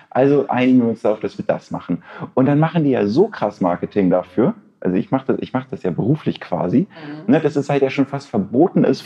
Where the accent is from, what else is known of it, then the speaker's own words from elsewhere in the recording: Lübeck, Schleswig-Holstein, Germany; ich, ich, komme aus der wunderschönen Hansestadt Lübeck und habe da auch so einen, so einen gewissen Lokalpatriotismus